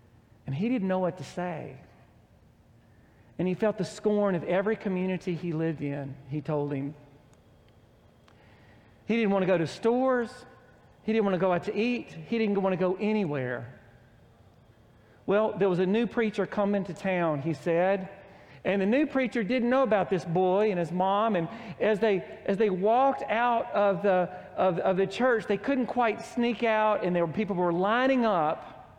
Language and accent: English; Oklahoma, United States; "Where are you from?" "We're from Oklahoma."